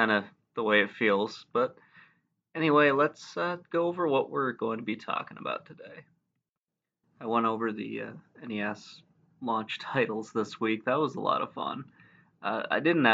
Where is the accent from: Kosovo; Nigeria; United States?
United States; Michigan; moved away as an adult; now in Virginia, United States; I grew up in Michigan